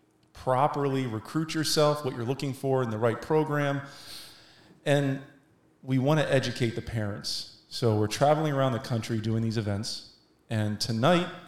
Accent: Washington, District of Columbia, United States; I'm finally here in D.C.

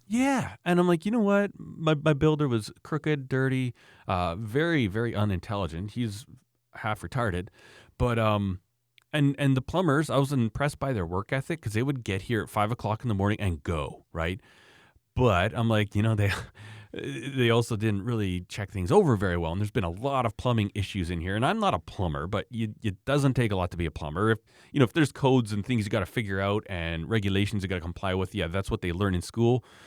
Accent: Canada

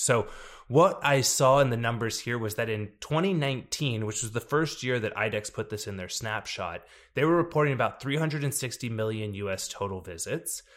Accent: Texas, United States; a city in my, my home state here in Texas, El Paso

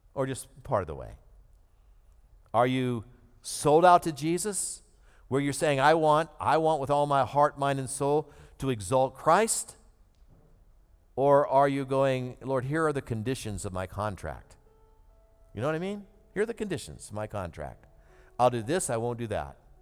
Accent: United States; one of those privileges that we grew up in America

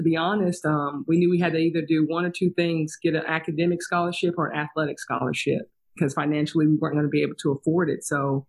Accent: East Tennessee, United States; born or raised there; moved away

